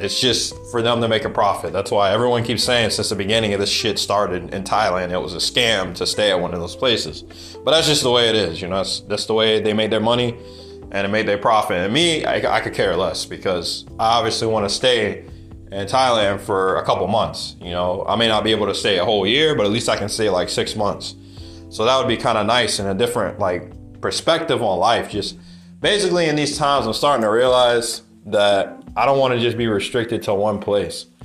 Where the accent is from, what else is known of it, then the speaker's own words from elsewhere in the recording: United States; moved away; also born or lived in Mexico City; being an American